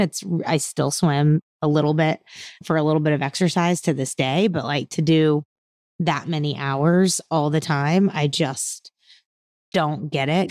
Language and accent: English; Houston, Texas, United States; I was raised outside of Houston, but most of my extended family is all still in Louisiana.